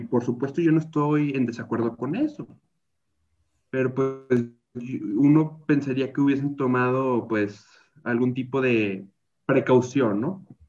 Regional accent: Mexico

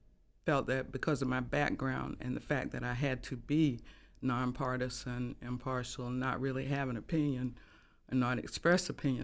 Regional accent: Laurinburg, North Carolina, United States; born there; Well, I was born in Laurinburg.

